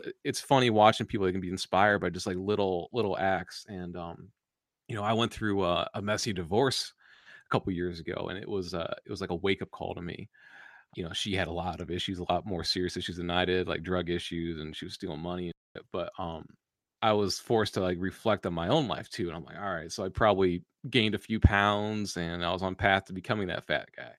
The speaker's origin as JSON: {"language": "English", "country": "United States", "said": "us Americans"}